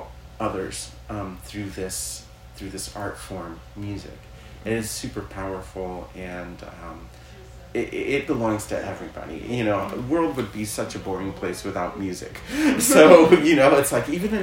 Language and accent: English; Chicago, Illinois, United States; I was born in Chicago